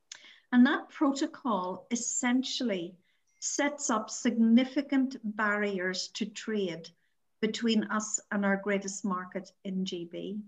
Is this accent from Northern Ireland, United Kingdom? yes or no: yes; Northern Ireland, United Kingdom; born or raised there